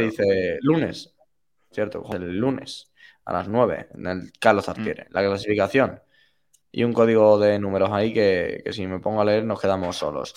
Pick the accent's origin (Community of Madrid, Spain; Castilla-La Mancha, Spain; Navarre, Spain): Community of Madrid, Spain; Madrid; soy madrileño